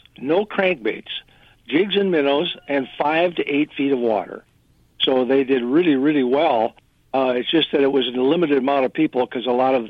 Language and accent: English; Pine River, Minnesota, United States; I was born in Pine River, so I wasn't really born far from there